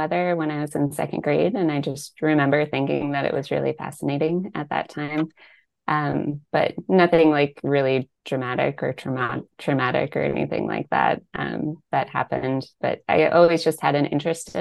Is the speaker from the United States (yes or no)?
yes; Northern Virginia, United States; I'm from Northern Virginia, from the DC area